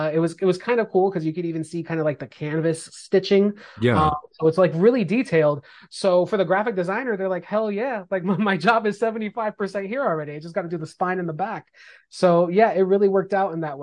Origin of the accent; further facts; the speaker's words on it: East Coast, United States; I'm from the East Coast